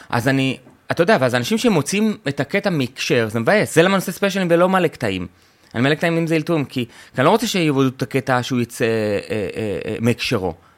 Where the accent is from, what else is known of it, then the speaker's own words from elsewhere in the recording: Tel Aviv-Yafo, Tel Aviv District, Israel; also born or lived in kibbutz; גדלתי, זה אתה לא יודע, גדלתי ביפו